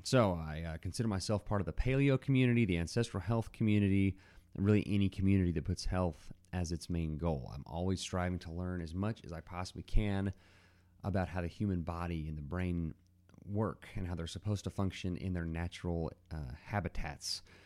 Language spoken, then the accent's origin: English; Dallas, Texas, United States; now in Abilene, United States; grew up in the Dallas area. So I'm a Texan, and I live in Abilene, Texas now